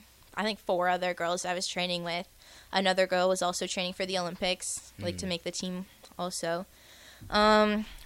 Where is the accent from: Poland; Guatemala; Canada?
Canada; first language French; English is a second language; moved away as an adult; now in Lincoln, United States; I'm from Canada.